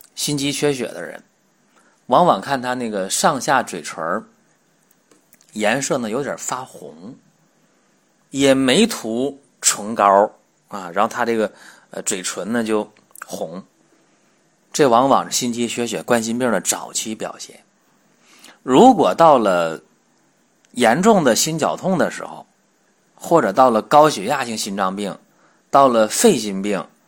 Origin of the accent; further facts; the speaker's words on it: China; 我们中国人，黄种人